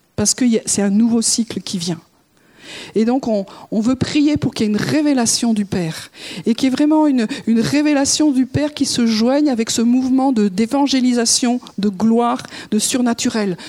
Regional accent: France; en tant que Français

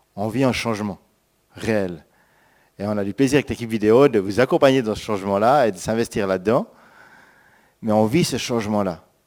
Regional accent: Switzerland; moved away; also born or lived in France; Moi, en tant que Suisse

